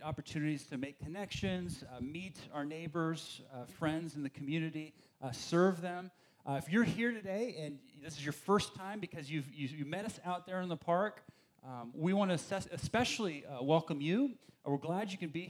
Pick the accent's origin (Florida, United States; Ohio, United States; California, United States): California, United States; Berkeley; I grew up in the East Bay over there in Berkeley